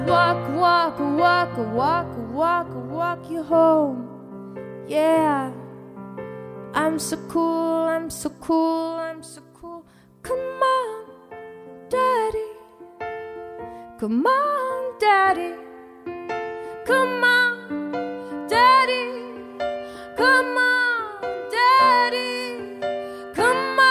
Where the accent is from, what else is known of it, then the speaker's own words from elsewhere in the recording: New York City, New York, United States; as a New Yorker